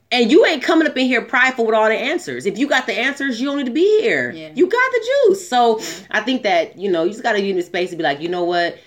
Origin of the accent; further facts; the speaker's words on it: Southern California, United States; I grew up in Southern California mm-hmm. in the 90s.